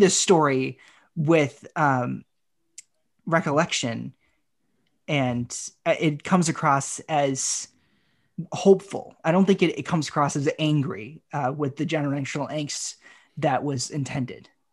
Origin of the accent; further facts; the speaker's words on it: Haverhill, Massachusetts, United States; my hometown of Haverhill